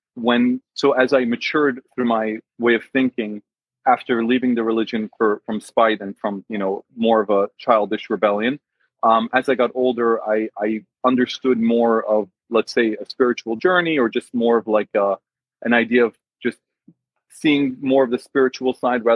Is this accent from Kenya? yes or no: no; Northeastern United States, United States; I was born and raised in the States in the Northeast.